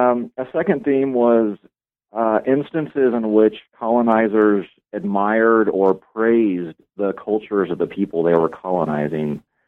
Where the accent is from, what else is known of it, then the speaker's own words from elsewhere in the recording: Atlanta, Georgia, United States; I grew up in Atlanta, Georgia, and in high school, I became really fascinated with cultural difference.